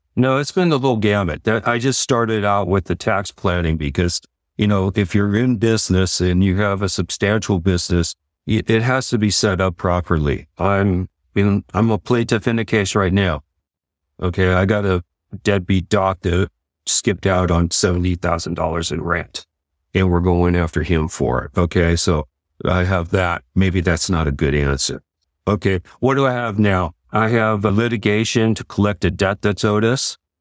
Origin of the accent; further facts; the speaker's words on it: San Leandro, California, United States; Floresta Gardens in San Leandro, San Leandro